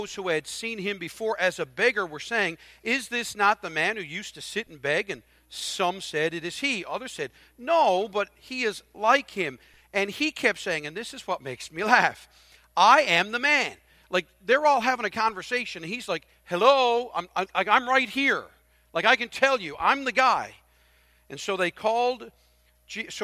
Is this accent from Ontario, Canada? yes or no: no; Newfoundland and Labrador, Canada; I'm a Newfoundlander